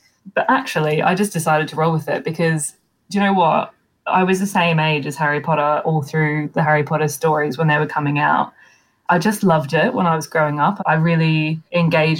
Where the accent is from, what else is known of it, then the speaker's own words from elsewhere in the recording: Australia; I'm Australian